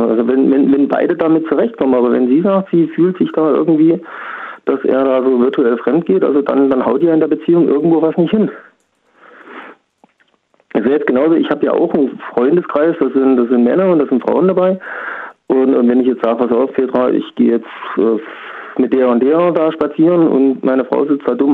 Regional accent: Thuringia, Germany; born there; Äh, aus Niederbach, gebürtig aus Thüringen.

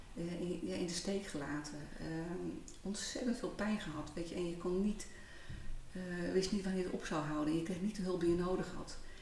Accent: Heerenveen, Friesland, Netherlands; moved away as an adult; also born or lived in Rotterdam / Almere; fijn om in Friesland te zijn. Want daar ligt uiteindelijk wel mijn roots. Geboren in Heerenveen, al heel wat jaar geleden. Ehm, ik ben als jonge ja, meid van 19 jaar eh, naar Rotterdam gegaan

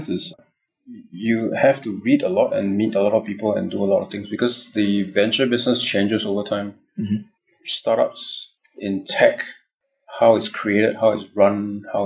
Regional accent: Singapore; also born or lived in Los Angeles, United States / Mountain View, United States; I'm born and raised in Singapore

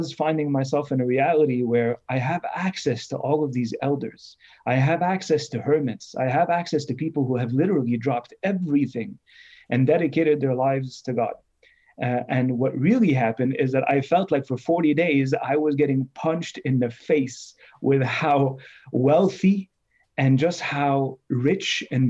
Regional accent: Canada; the things that I wish I had known growing up in Canada, in North America, as a Coptic Orthodox youth

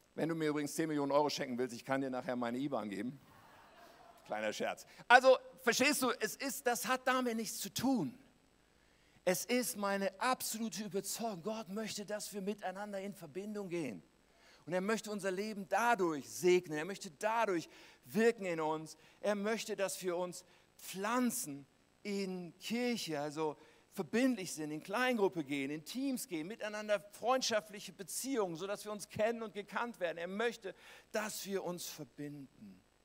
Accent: Germany; als Deutsche

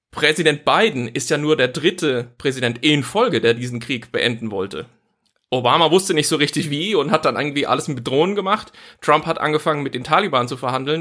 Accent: Germany; als Deutsche

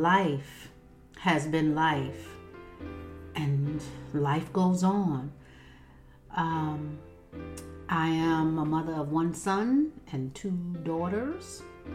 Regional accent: Raleigh, North Carolina, United States; I am here from Raleigh, North Carolina. I am a mother of three. I am saved. I am baptized in Jesus' name.

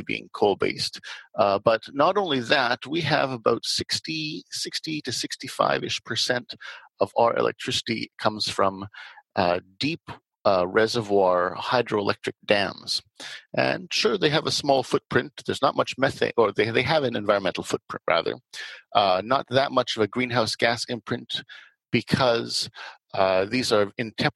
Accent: Canada; Canada, my home country

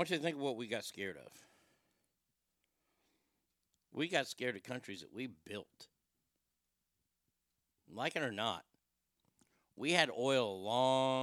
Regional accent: Garland, Texas, United States; I'm from Garland

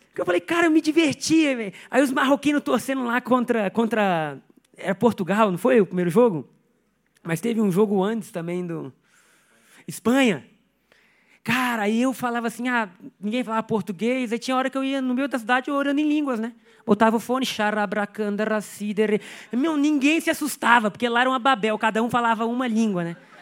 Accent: Brazil; sou brasileiro

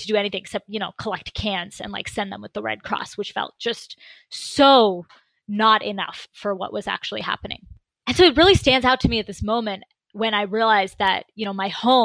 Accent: Concord, Massachusetts, United States; also born or lived in India; I was born in Concord, Massachusetts, but my family is, my parents emigrated from India

